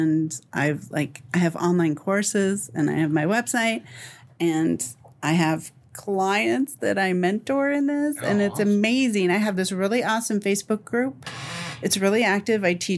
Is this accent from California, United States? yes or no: no; Dallas, Texas, United States; So, so I'm the oldest of four kids, and I'm from Dallas.